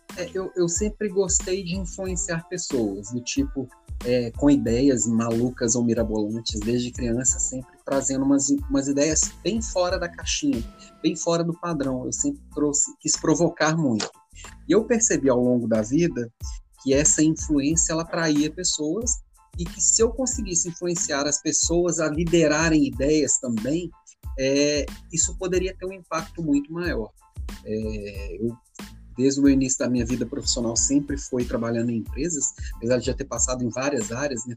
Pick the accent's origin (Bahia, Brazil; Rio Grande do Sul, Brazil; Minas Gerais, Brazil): Minas Gerais, Brazil; Belo Horizonte; moved away as an adult; also born or lived in Florianópolis; vim com a esposa e os meninos aqui para Belo Horizonte, que é minha terra natal. Tava 10 anos fora